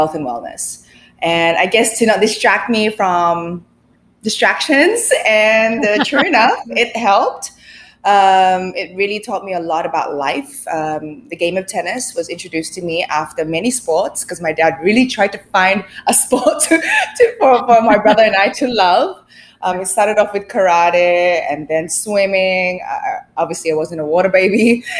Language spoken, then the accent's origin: English; Sydney, New South Wales, Australia; moved away as an adult; now in Philippines; I was born in the Philippines. We migrated to Sydney, Australia when I was 6 years old